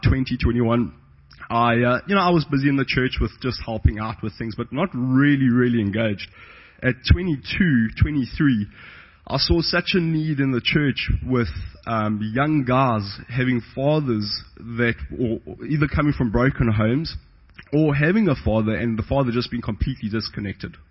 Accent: South Africa; moved away; also born or lived in Johannesburg / Port Elizabeth; I'm South African, not Russian.

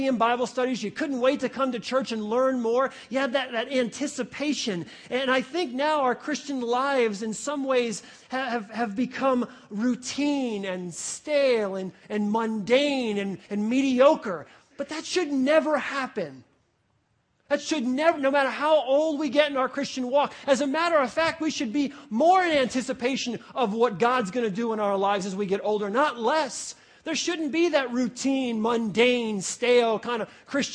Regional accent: New York, United States; I grew up in New York

